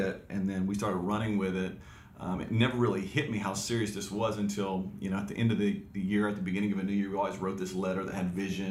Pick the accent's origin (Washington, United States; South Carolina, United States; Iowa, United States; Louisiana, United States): Louisiana, United States; Alexandria; also born or lived in Waxahachie, Texas; we got married and moved back to Alexandria, Louisiana, where my parents were pastoring a church